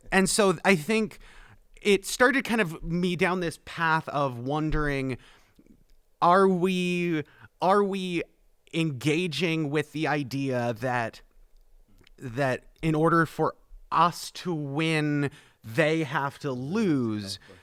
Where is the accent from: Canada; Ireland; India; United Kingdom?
Canada; moved away as an adult; now in Plattsburgh, United States; I am the Canadian, so I was born and raised, um, outside of this country, but was brought uh, to the North Country about four years ago